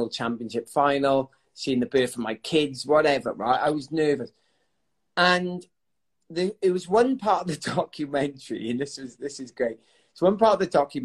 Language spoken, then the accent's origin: English; South Wales, United Kingdom; I grew up in South Wales in a... an amazing family